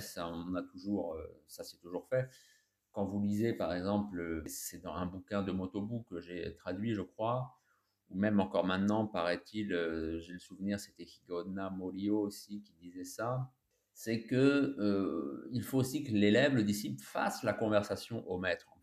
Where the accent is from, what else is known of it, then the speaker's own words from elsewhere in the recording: France; nous les Français, en anglais, on n'est pas très fort